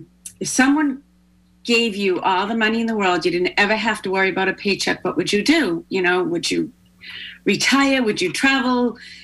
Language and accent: English; Weymouth, Massachusetts, United States; also born or lived in Holbrook / Taunton; now in Pembroke, United States; I was born and raised in Weymouth. I lived in Holbrook. I lived in Taunton. I live in Pembroke now.